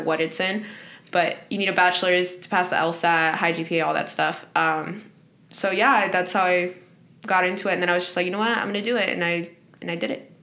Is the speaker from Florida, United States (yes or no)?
yes; Dover, Florida, United States; also born or lived in Guanajuato, Mexico; I'm the owner of Privilindo Boutique and I'm from Dover, Florida